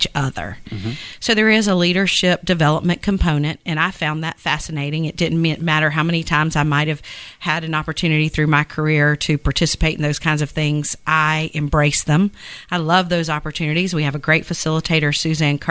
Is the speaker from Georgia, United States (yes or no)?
yes; Hinesville, Georgia, United States; also born or lived in Savannah, Georgia; I grew up in Liberty County